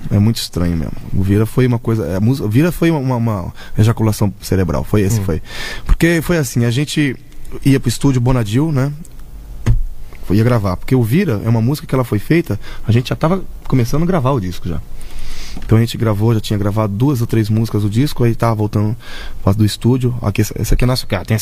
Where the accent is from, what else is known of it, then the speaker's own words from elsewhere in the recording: Bahia, Brazil; Eu sou, sou baiano, né? Sou. Minha família toda é nortista.